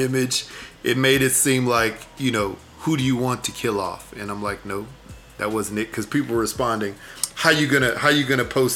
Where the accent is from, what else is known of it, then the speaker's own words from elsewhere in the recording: Houston, Texas, United States; my hometown, Houston